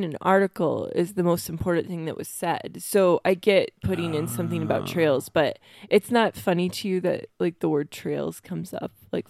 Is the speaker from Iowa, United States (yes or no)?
yes; Iowa, United States; like we grew up in Iowa with tornado warnings a lot.